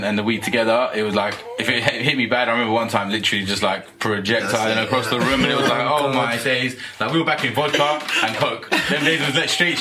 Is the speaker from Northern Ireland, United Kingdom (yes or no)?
no; London, United Kingdom; growing up in London